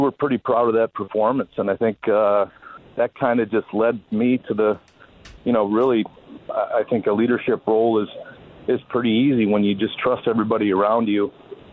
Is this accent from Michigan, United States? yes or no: yes; Detroit, Michigan, United States; growing up in Detroit